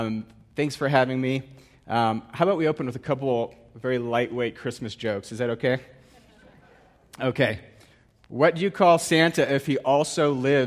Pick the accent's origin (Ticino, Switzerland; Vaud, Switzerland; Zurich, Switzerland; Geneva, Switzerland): Geneva, Switzerland; I grew up in Geneva, Switzerland